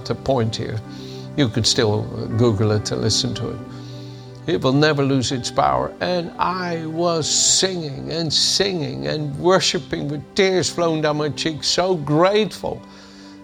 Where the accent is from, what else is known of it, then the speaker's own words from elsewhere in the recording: The Hague, South Holland, Netherlands; moved away; also born or lived in Amsterdam, Netherlands; the city of Den Haag, my hometown